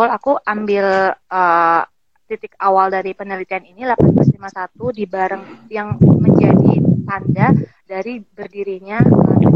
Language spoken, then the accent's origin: Indonesian; Yogyakarta, Special Region of Yogyakarta, Indonesia; karena aku kan orang Jogja dan latar belakangnya itu sangat masih sangat ini uh